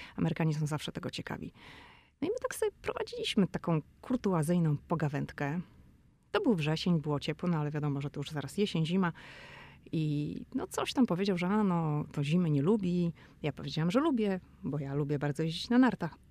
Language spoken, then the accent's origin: Polish; Poland; jestem z Polski